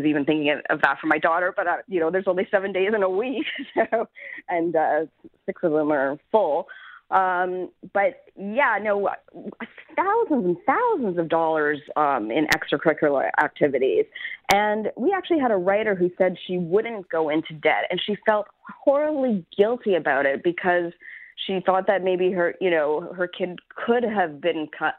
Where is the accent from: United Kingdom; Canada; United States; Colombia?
Canada; Yeah, and I think that's also being Canadian, right?